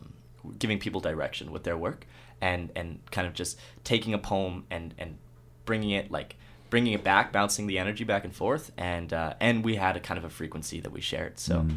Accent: Alberta, Canada; also born or lived in United States; I was born in the States, and I was raised most of my life in Alberta.

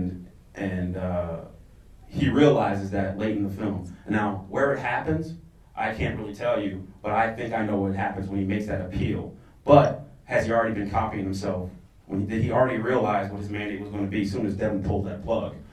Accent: United States; I am African American that has lived in the United States for all my life

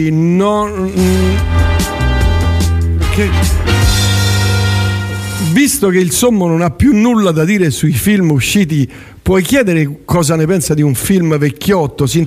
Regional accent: Eboli, Campania, Italy; io sono di Eboli

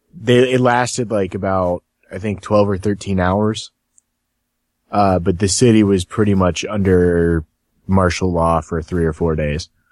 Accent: Cincinnati, Ohio, United States; I'm from Cincinnati

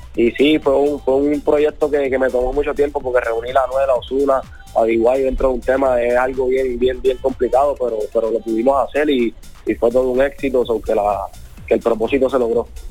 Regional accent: Carolina, Puerto Rico; casi todos son de Carolina, somos de la misma área, somos prácticamente vecinos

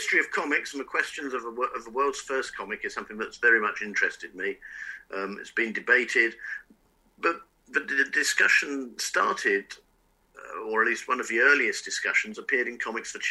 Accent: England, United Kingdom; also born or lived in France; to me as a kid growing up in England and in France in the 70s, the culture of the United States was my culture.

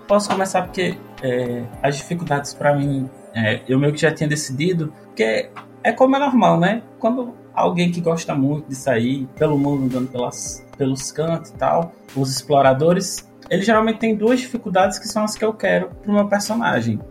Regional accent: Natal, Rio Grande do Norte, Brazil; now in Brasília, Brazil; eu sou lá de Natal, mas atualmente mora em Brasília

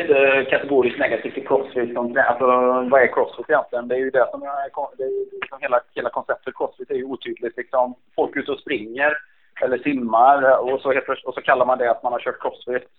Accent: Borås, Västra Götaland, Sweden; har ju väldigt fin terräng i Borås där jag är uppvuxen

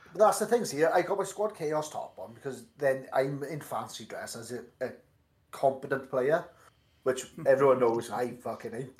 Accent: Welsh, Wales, United Kingdom; accent: Welsh; my miserable Welsh accent

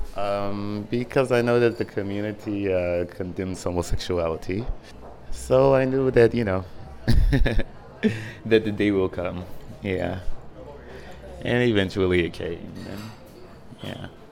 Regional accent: Dimona, Southern District, Israel; moved away as an adult; now in Tel Aviv, Israel; I grew up in Dimona in the Hebrew community.

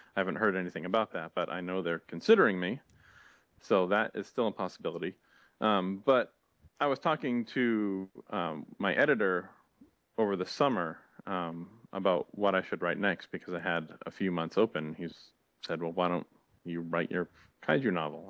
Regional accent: near Boston, Massachusetts, United States; I grew up near Boston

